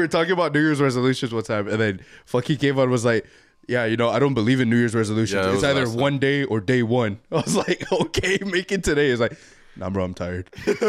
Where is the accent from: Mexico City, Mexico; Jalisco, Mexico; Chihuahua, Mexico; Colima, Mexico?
Colima, Mexico; Tecoman; No, I'm from Tecoman, bro. Soy de Tecoman, bro. Soy de Colima.